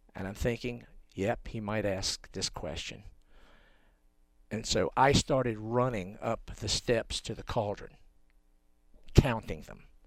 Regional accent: North Carolina, United States; a kid from North Carolina

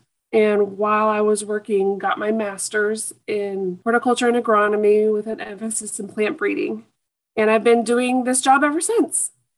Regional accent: Durham, California, United States; I grew up in Durham, California, which I'm sure many of your growers has heard of, and was raised on about a 5-acre farm of almonds

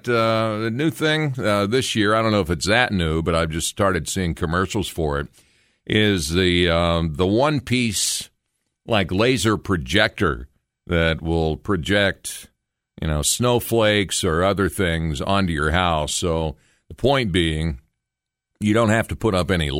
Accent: Logan, United States; my hometown of Logan

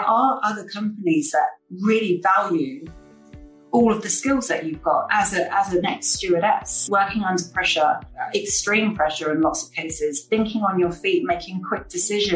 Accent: London, United Kingdom; moved away as an adult; now in Palma, Spain; I grew up in London.

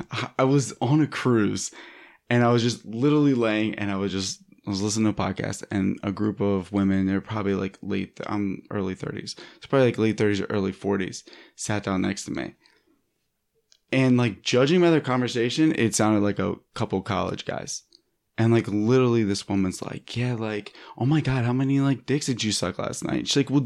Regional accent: East Coast, United States; now in Los Angeles, United States; and I'm from the East Coast and I live in LA now

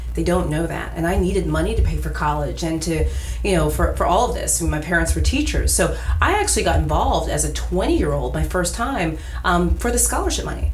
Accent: Davenport, Iowa, United States; now in New Jersey, United States; I'm from Davenport, Iowa, which is right on the eastern border

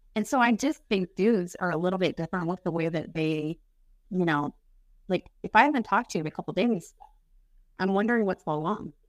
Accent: Kansas City, Missouri, United States; From Kansas City, Missouri

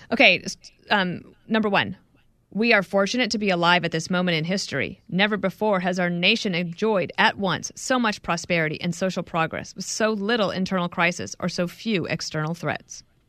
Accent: Wyoming, United States; also born or lived in Colorado; I grew up in Wyoming and Colorado.

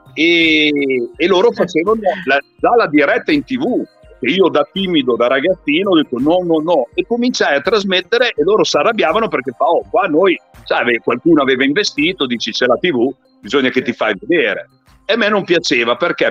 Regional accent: Modena, Emilia-Romagna, Italy; sono di Modena

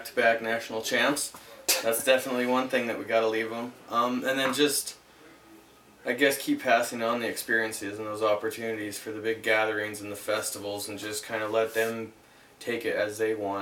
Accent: Montana, United States; also born or lived in East Coast / Antrim, Northern Ireland (ancestry); my family moved from the East Coast and eventually landed here in Montana. And this is where I've been ever since.

